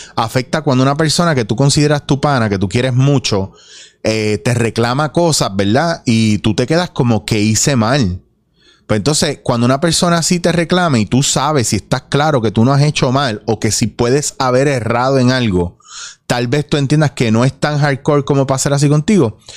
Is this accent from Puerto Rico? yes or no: yes; Puerto Rico; como puertorriqueños